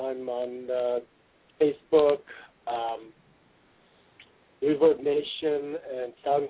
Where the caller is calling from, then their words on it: Seattle, Washington, United States; I'm calling from Seattle.